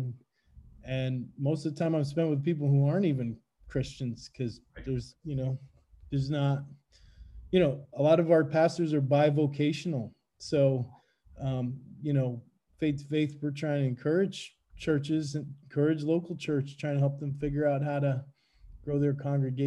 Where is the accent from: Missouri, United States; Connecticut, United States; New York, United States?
Connecticut, United States; I grew up in Connecticut